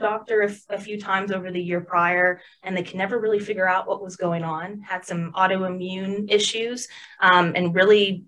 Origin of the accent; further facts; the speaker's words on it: Bryant, Arkansas, United States; also born or lived in Little Rock, Arkansas / Otter Creek, Arkansas; I am born and raised in Arkansas. I've lived in a couple different areas of the state, but never outside of it